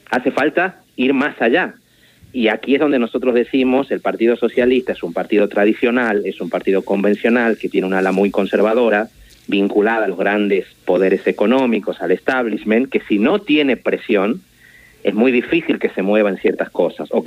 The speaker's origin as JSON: {"language": "Spanish", "region": "Tucumán", "country": "Argentina", "moved": "as an adult", "lives_now": "Barcelona, Spain", "said": "yo en realidad eh, soy tucumano de origen, soy hijo de un, de un abogado tucumano asesinado durante la dictadura. Vine a hacer mi doctorado en España a finales de los años 90. Llegué a Barcelona a comienzos del 2000"}